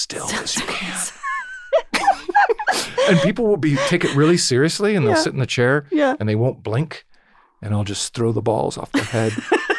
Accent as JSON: {"language": "English", "area": "Orange County", "region": "California", "country": "United States", "said": "I'm from Orange County."}